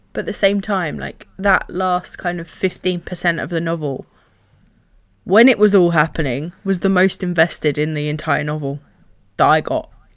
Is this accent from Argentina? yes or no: no; England, United Kingdom; being English